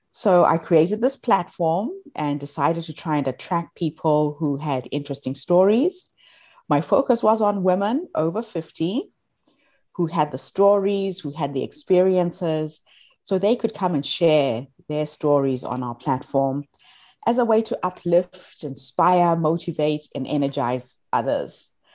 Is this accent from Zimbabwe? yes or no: yes; Zimbabwe; moved away as an adult; now in New Zealand; I'm from Zimbabwe originally, although I live in New Zealand for the last twenty-one years. And when I moved to New Zealand, I decided to reach back to my country of birth